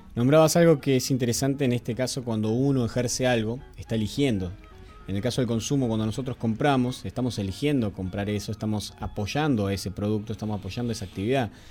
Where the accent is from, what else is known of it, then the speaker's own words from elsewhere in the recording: Argentina; nosotros somos argentinos